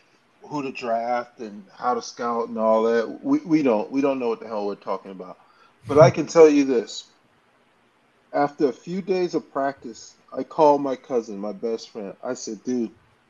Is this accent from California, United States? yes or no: no; South Carolina, United States; also born or lived in Philadelphia; I'm a country boy. I'm from South Carolina.